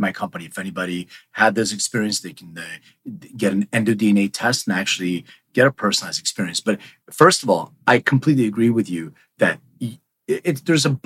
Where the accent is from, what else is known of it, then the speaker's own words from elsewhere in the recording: Philadelphia, Pennsylvania, United States; now in Los Angeles, United States; I'm from Philly, but I live in LA now